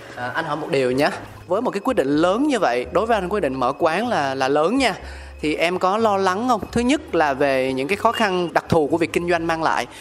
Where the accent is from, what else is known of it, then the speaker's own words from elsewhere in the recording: Ho Chi Minh City, Vietnam; mình là một người con sinh ra lớn lên tại thành phố Hồ Chí Minh